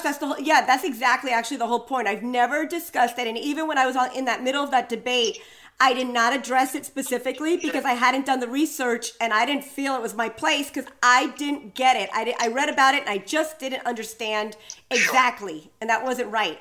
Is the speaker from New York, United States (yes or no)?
yes; New York City, New York, United States; as a New Yorker walking through Central Park